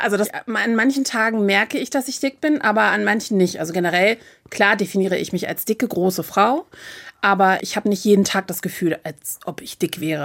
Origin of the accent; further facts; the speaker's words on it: Hamburg, Germany; ich komme aus Hamburg